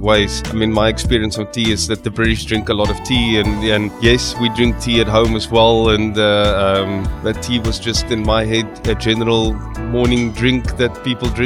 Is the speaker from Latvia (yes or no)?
no; South Africa; moved away as an adult; also born or lived in United Kingdom; now in Dubai, United Arab Emirates; I'm originally from South Africa, and I've also done a stint of 3 years in the United Kingdom before